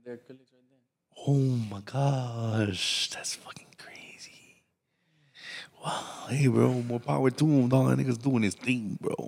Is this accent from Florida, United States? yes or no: yes; Miami, Florida, United States; I was raised right there on the Little Havana side.